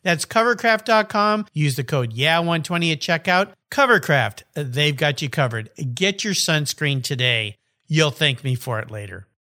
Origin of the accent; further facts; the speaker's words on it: San Diego, California, United States; calling in from my hometown, San Diego, California